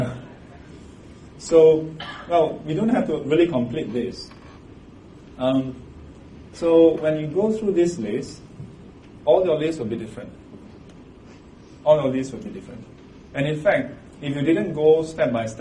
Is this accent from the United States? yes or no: no; Singapore; I'm a Singaporean.